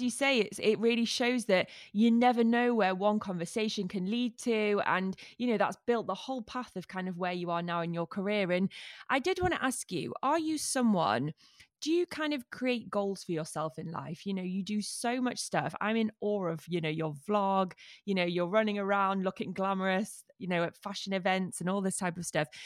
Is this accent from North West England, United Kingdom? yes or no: yes; Manchester, North West England, United Kingdom; As a Mancunian